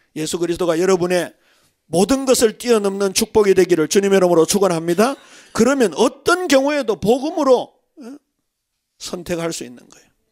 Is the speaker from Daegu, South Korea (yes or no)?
yes; Daegu, South Korea; 저는 더군다나 대구 출신이잖아요.